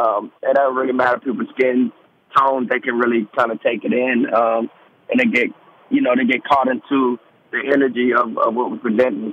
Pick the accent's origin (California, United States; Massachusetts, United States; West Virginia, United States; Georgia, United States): Georgia, United States; also born or lived in Delaware / Germany; now in South Carolina, United States; Born Delaware, first 2 years Germany primarily. I grew up in Georgia, state of Georgia, and now I'm in South Carolina, so cool.